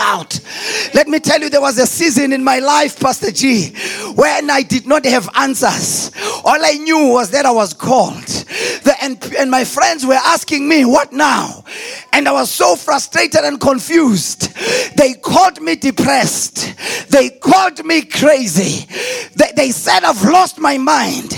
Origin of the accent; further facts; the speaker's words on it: Delmas, Mpumalanga, South Africa; I'm from Delmas. Population of less than 100,000 people. That's where I come from. That's where I was born. That's where I grew up.